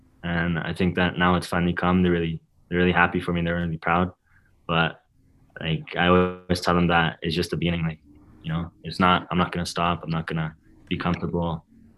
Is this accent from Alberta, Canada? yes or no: no; Vancouver, British Columbia, Canada; growing up in Vancouver and playing in the academy